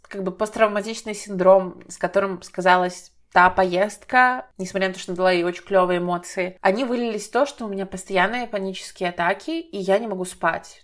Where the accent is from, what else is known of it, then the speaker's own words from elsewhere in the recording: Belarus; в моей стране, например, я из Беларуси